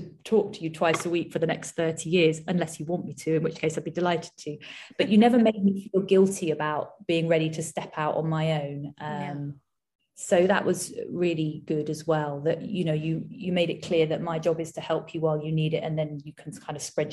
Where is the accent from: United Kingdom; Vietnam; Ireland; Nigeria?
United Kingdom; being British